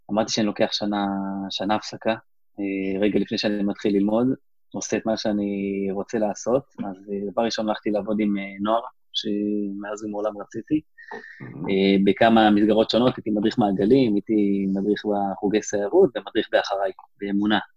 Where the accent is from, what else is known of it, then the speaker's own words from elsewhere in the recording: West Bank, Palestine; נולדתי, נולדתי באלון, ב... נולדתי בגוש עציון, גדלתי, שם עברנו קצת בין יישובים, אבל אה, בגדול אותה בועה דתית כזאת